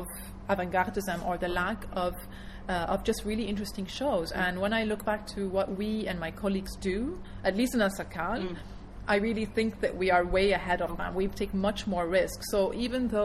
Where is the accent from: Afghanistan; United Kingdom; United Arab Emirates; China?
United Arab Emirates; Dubai; what I grew up with in Dubai as a teenager